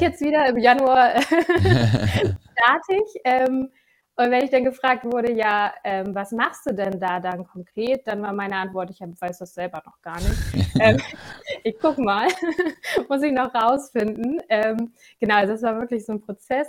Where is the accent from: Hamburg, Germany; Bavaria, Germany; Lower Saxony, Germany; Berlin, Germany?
Lower Saxony, Germany; Gifhorn district; moved away as an adult; now in Hannover, Germany; ich komme aus dem Landkreis Gifhorn, ähm, wohne jetzt mittlerweile seit sieben Jahren, sechs Jahren in Hannover